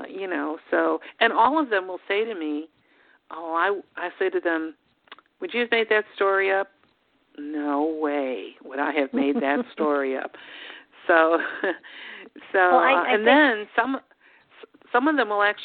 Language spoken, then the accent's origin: English; Chicago, Illinois, United States; moved away as an adult; now in Charlottesville, United States; When I was growing up in Chicago, I never felt like that was home